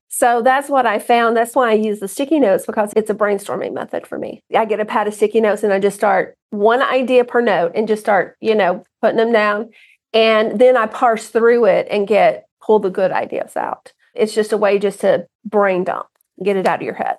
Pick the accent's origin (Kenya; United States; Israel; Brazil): United States; Southern Alabama; I grew up in Alabama, grew up on a farm